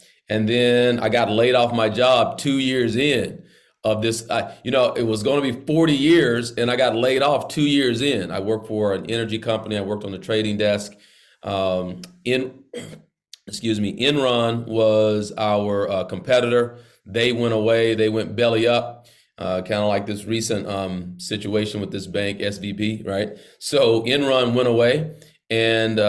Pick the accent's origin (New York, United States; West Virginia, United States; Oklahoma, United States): Oklahoma, United States; Idabel; now in Tulsa, United States; I do live in Tulsa, but I'm from Idabel, Oklahoma